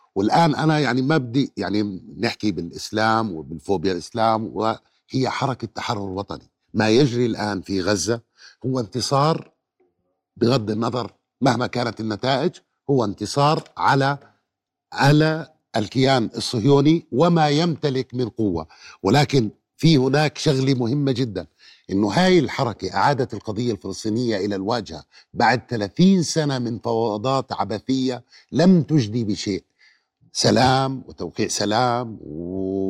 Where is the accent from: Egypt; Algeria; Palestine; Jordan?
Jordan; عندنا بالأردن